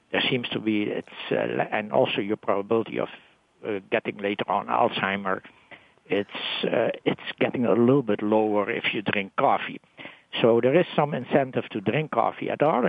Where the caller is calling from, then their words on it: New York, United States; also from New York.